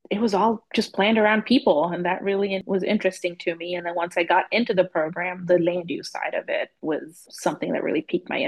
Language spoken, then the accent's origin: English; Zambia; moved away as an adult; also born or lived in London / Southern Georgia; now in Oklahoma City, United States; And I grew up in Zambia. I was born in London, grew up in Zambia